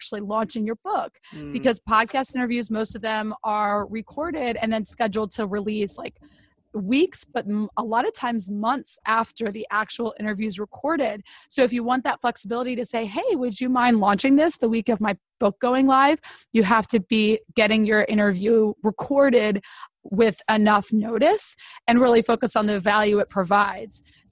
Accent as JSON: {"language": "English", "region": "Northeast", "country": "United States", "said": "I'm from the Northeast where we talk really fast"}